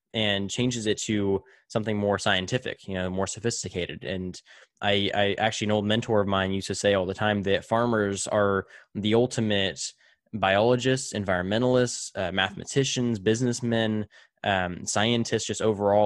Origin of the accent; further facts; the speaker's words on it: Tulare, California, United States; moved away; back in my hometown of Tulare